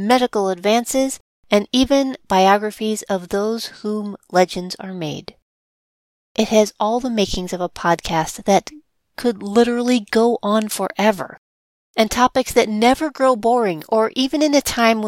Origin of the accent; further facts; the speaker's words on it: St. Louis, Missouri, United States; my hometown, St. Louis, Missouri